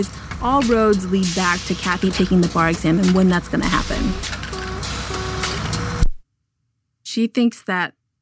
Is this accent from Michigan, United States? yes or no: no; Los Angeles, California, United States; I'm from Los Angeles